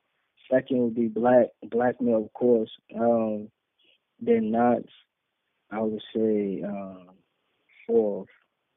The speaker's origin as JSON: {"language": "English", "region": "North Carolina", "country": "United States", "said": "I came all the way from North Carolina to, man, that was just a whole dope experience."}